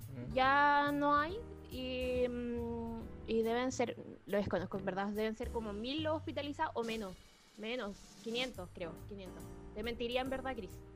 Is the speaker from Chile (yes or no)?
yes; Chile; moved away as an adult; now in Santiago, Chile; yo no soy de acá de Santiago, yo soy de Gilfue